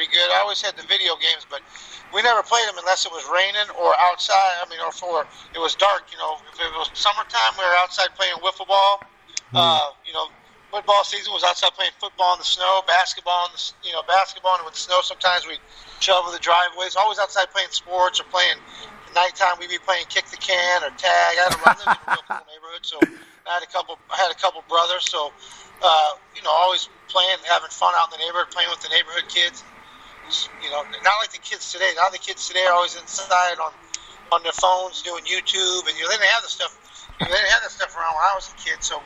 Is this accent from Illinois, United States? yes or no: yes; Rock Island, Illinois, United States; now in Houston, United States; I'm from Rock Island, Illinois, on the Iowa-Illinois border, the Quad Cities